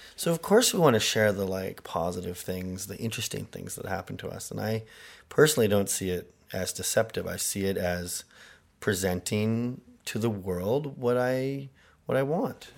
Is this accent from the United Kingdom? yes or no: no; Canada; I am Canadian